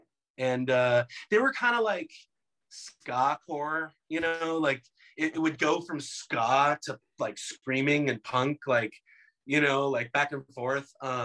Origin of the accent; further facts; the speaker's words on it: Pomona, California, United States; also born or lived in Chino Hills, California; So I was born in Pomona and grew up in the suburb next to it called Phillips Ranch. And then we moved to Chino Hills.